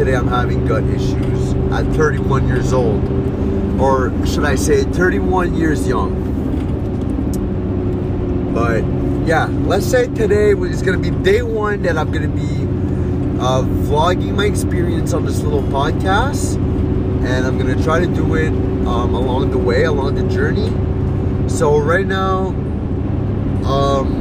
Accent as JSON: {"language": "English", "town": "Petit-Rocher", "region": "New Brunswick", "country": "Canada", "tie": "born or raised there", "said": "Petit Rocher, New Brunswick. That's in the Bathurst area. It's my hometown"}